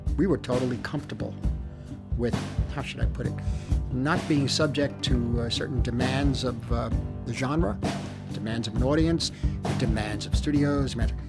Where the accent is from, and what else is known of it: New York City, New York, United States; born or raised there